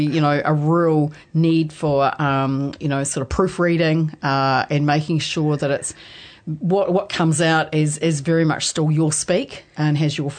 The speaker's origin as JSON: {"language": "English", "region": "Taranaki", "country": "New Zealand", "moved": "yes", "lives_now": "Waikato, New Zealand", "said": "I'm originally from Taranaki"}